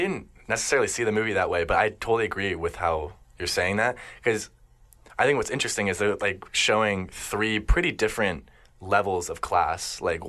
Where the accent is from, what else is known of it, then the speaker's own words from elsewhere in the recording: United States; I grew up in America